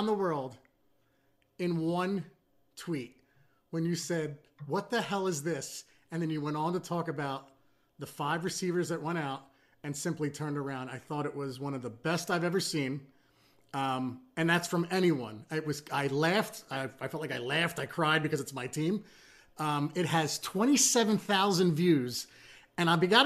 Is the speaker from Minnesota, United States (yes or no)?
no; Trenton, New Jersey, United States; growing up on South Cook Avenue in Trenton, New Jersey